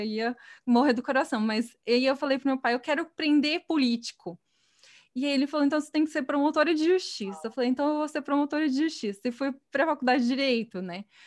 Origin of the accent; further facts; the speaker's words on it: Batatais, São Paulo, Brazil; moved away as an adult; eu sou do interior, né, eu sou de Batatais, que é uma cidade pequena no estado de São Paulo